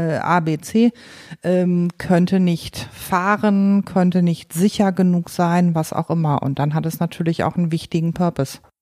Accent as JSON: {"language": "German", "town": "Paderborn", "region": "North Rhine-Westphalia", "country": "Germany", "said": "ich komme aus Paderborn"}